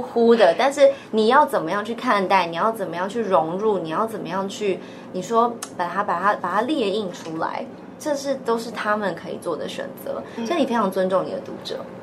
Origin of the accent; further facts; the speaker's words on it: Taipei, Taiwan; 我是台北人